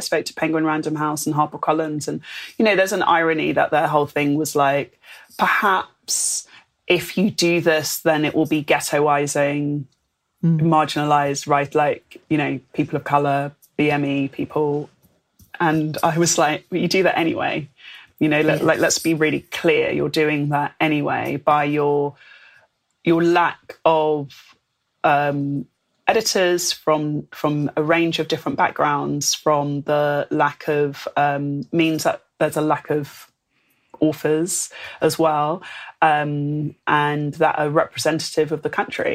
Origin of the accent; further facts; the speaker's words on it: London, United Kingdom; moved away as an adult; now in Bristol, United Kingdom; I'm from London